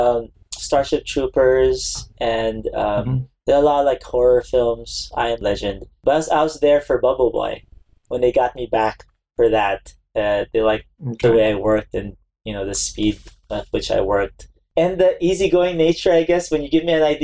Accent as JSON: {"language": "English", "country": "Philippines", "tie": "born or raised there", "moved": "as an adult", "lives_now": "United States", "said": "I was born in the Philippines"}